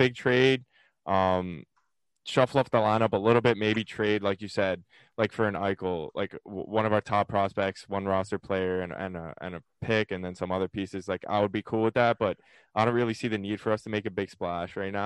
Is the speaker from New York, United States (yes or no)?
yes; New York City, New York, United States; moved away as an adult; now in Hoboken, United States; I grew up in Bayside, Queens, and I go to school now in Jersey with Joey